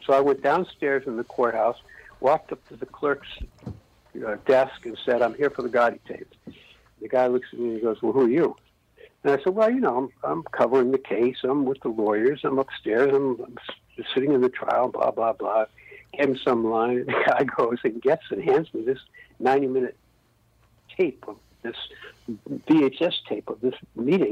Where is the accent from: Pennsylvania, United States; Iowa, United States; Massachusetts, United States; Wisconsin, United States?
Massachusetts, United States; Wellesley; I grew up in Wellesley, Massachusetts